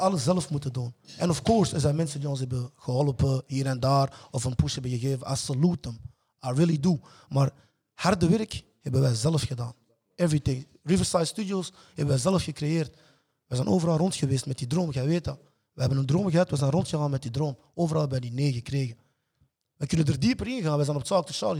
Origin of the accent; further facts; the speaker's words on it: Antwerp, Flanders, Belgium; also born or lived in Congo; Ik ben hier gekomen op zesjarige leeftijd. Als immigrant